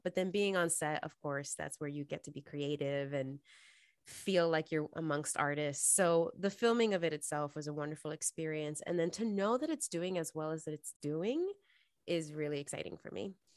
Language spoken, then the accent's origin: English; New York City, New York, United States; moved away as an adult; now in Los Angeles, United States; I'm originally from New York City, born and raised, uh, and stayed there until I graduated college, and then I moved to L